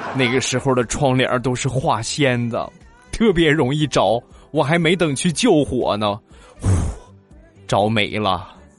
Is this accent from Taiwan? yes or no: no; China; 因为我们中国人的家庭普遍都是喜欢去去比较啊